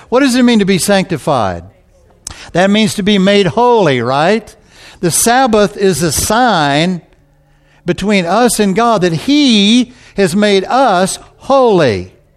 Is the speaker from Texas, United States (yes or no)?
yes; Texas, United States; I'm from Texas